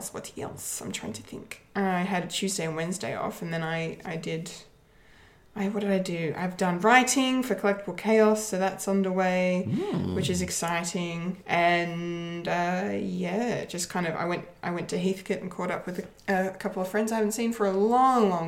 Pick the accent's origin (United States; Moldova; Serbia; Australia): Australia; Bendigo, Victoria; In my hometown.